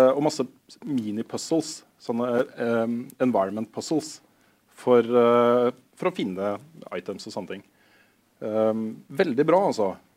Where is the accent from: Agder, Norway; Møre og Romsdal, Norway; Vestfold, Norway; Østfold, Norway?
Østfold, Norway; Moss; jeg er jo fra Moss til og med